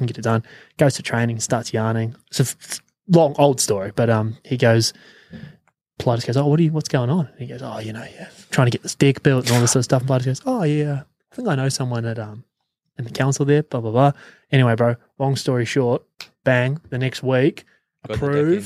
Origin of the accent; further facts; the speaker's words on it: New Zealand; moved away; I'm from New Zealand